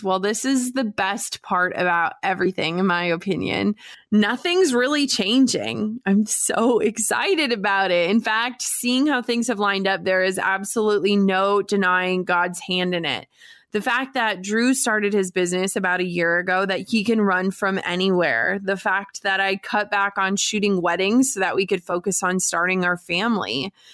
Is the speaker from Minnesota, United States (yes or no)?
yes; Duluth, Minnesota, United States; moved away; I am moving back home. That's right. We are packing up a moving truck and making the hundreds of miles of drive back to my hometown of Duluth, Minnesota.